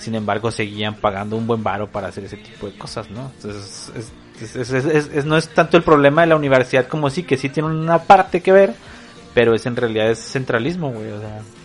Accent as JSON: {"language": "Spanish", "region": "northern Mexico", "country": "Mexico", "said": "nuestras decisiones como norteños"}